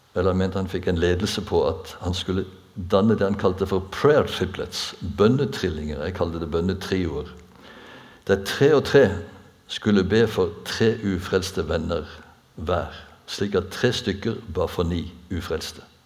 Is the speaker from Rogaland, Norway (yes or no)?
yes; Bjerkreim, Rogaland, Norway; da jeg vokste opp på bedehuset hjemme i Bjerkrem